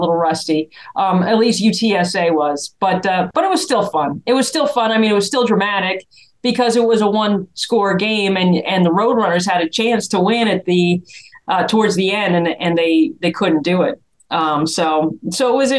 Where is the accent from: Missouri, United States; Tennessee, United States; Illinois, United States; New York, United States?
New York, United States; Albany; now in Orlando, United States; my hometown of Albany, New York